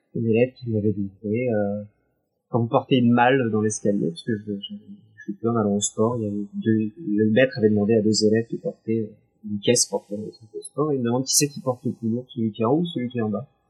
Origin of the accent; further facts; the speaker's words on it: Paris, Île-de-France, France; je suis née euh, à Paris